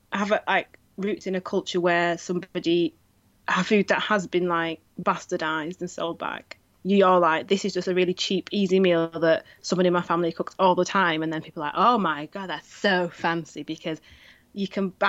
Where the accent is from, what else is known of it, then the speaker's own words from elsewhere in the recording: the North of England, United Kingdom; I'm still British. I'm still Northern